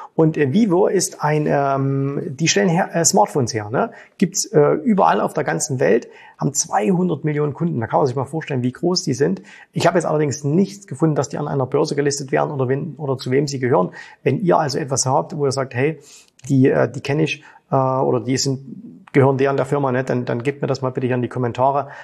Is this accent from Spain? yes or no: no; Germany; now in Dubai, United Arab Emirates